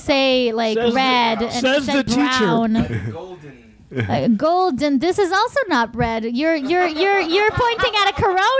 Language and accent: English; Israel; moved away; I'm actually originally from Israel.